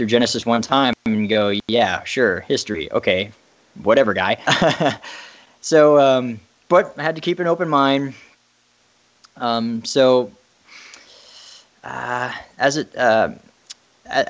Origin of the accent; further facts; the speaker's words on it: Derry, Northern Ireland, United Kingdom; moved away; I was, of course, growing up in an Irish family. I spent some time living in Derry, Ireland, which is way up north.